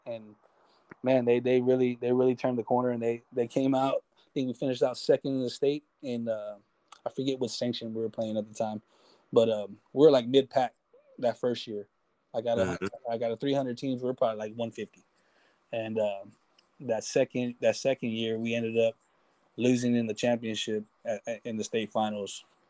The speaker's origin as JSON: {"language": "English", "town": "San Antonio", "region": "Texas", "country": "United States", "said": "He came down because we're both from San Antonio."}